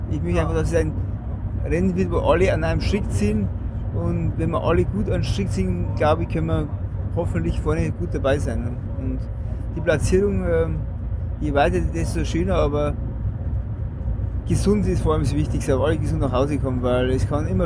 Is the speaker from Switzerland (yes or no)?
no; Bavaria, Germany; bei uns im Bayerischen Wald ist halt Berg einmal zwei, drei Kilometer lang oder länger